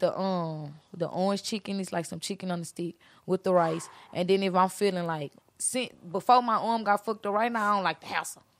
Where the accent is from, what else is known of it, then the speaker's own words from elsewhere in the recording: Beaumont, Texas, United States; also born or lived in Houston; I came from Houston, but I'm from Beaumont